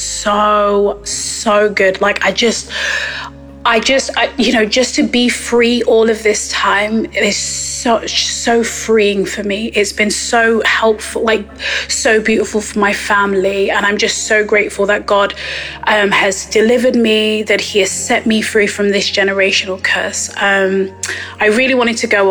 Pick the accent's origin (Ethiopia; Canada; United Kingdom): United Kingdom; Nottingham, East Midlands; I'm from Nottingham here in England.